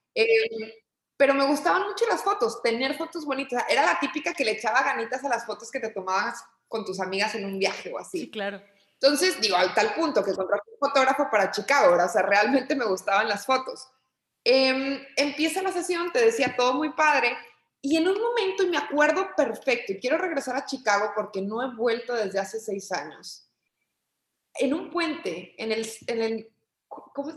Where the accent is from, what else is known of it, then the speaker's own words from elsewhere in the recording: Torreón, Coahuila, Mexico; moved away as an adult; also born or lived in Monterrey; yo soy originaria de Torreón, Coahuila, eh, digamos que allí estudié primaria, secundaria, eh, preparatoria